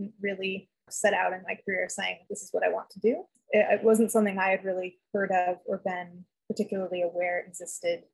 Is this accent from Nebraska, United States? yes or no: no; Los Angeles, California, United States; also born or lived in San Diego; I grew up playing outside, hiking in the mountains near my house. I'm from Los Angeles in California